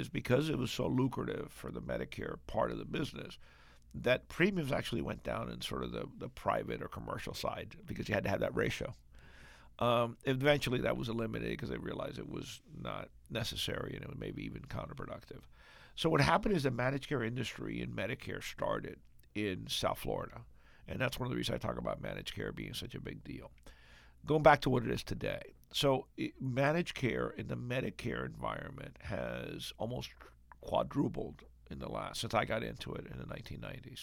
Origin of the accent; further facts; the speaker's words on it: Cuba; moved away; Cuba, my home country